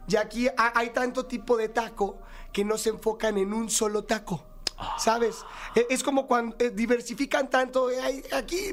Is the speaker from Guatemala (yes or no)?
no; Monterrey, Nuevo León, Mexico; Soy de provincia, soy de Monterrey, Nuevo León